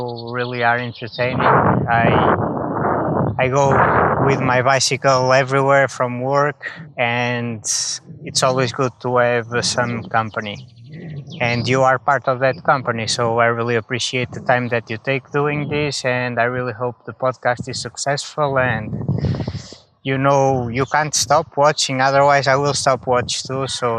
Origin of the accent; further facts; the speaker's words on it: Portugal; now in Netherlands; I am from Portugal. Although right now I live in the Netherlands.